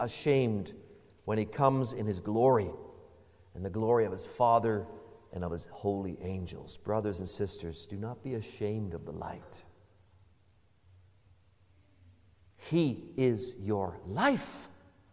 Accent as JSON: {"language": "English", "country": "Canada", "said": "How very, very Canadian of us."}